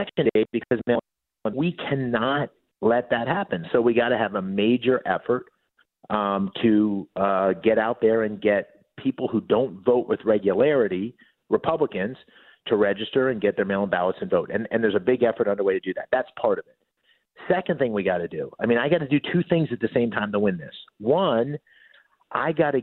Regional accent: Bloomsburg, Pennsylvania, United States; growing up in Bloomsburg.

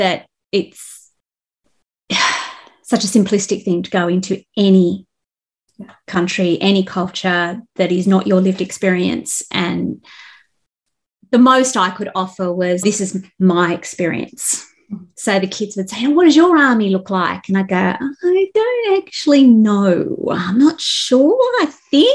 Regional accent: Australia; I come from Australia

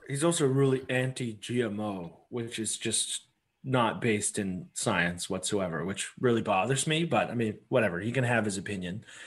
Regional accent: Canada; as a Canadian

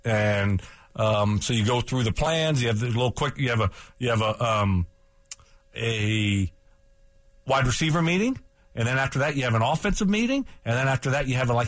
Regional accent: Lafayette, United States; born or raised there; now in Denver, United States

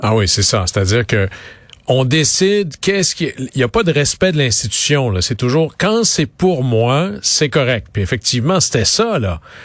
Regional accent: Quebec, Canada; je suis du Saguenay-Lac-Saint-Jean.

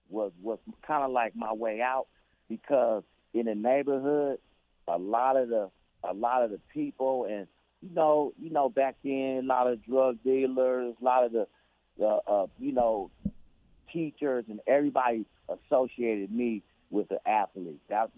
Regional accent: Oakland, California, United States; my biggest story that I like to tell everybody is growing up in Oakland. I still remember this, 1919 East 15th Street, apartment number 5, right?

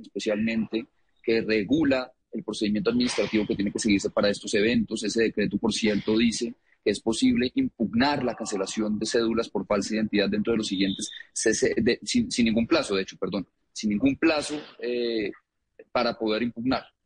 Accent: Colombia; yo soy colombiano

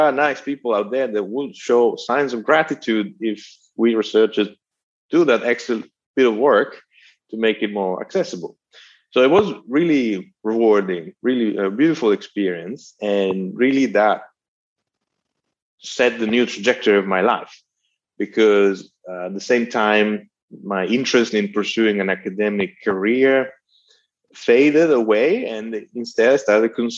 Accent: Italy; accent: Italian; moved away; my Italian accent

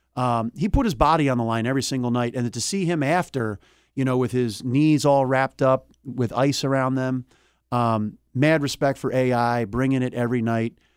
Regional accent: Philadelphia, Pennsylvania, United States; also born or lived in Delaware County, Pennsylvania; I grew up in Philadelphia

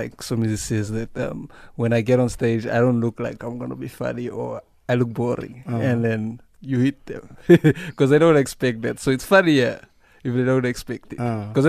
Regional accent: El Dorado Park, California, United States; I'm from El Dorado Park

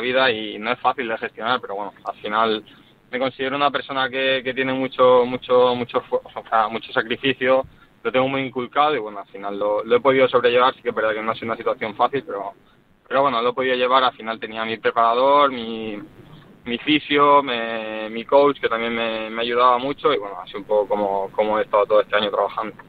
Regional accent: Barcelona, Catalonia, Spain; ahora estoy aquí por, por mi ciudad, por España, por Barcelona

